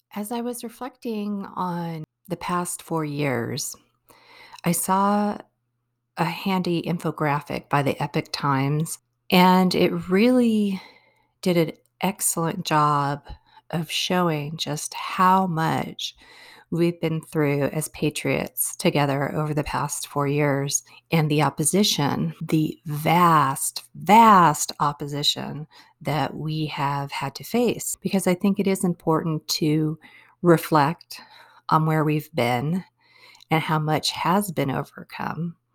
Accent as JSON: {"language": "English", "country": "United States", "said": "as American people"}